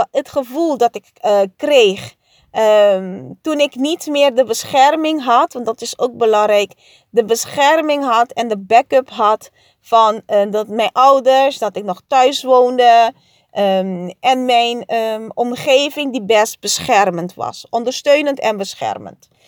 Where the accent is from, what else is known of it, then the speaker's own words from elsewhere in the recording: Curaçao; En ja, op Curaçao. Ik groeide op op Curaçao. En daar is 90% van de mensen katholiek.